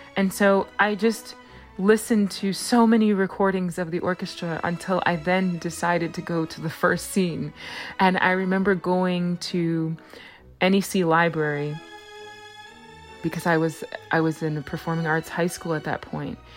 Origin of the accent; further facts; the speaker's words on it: Los Angeles, California, United States; my hometown of Los Angeles